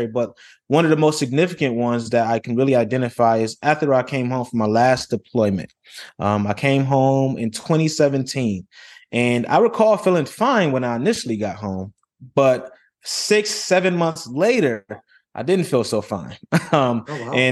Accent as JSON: {"language": "English", "town": "Rochester", "region": "New York", "country": "United States", "tie": "born or raised there", "moved": "as an adult", "said": "I grew up in Rochester, New York, grew up in humble beginnings"}